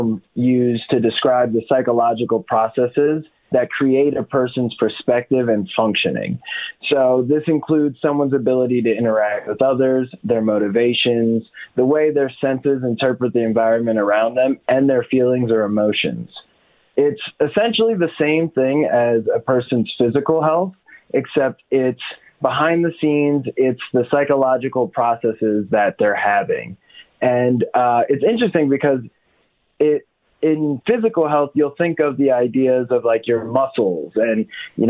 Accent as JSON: {"language": "English", "town": "Atlantic City", "region": "New Jersey", "country": "United States", "said": "I'm from Atlantic City, New Jersey"}